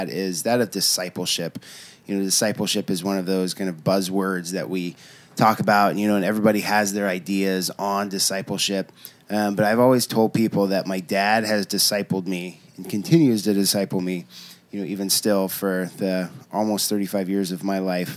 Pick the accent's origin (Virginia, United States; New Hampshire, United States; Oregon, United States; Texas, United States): Oregon, United States; Portland; also born or lived in Eugene, Oregon; I grew up in St. John's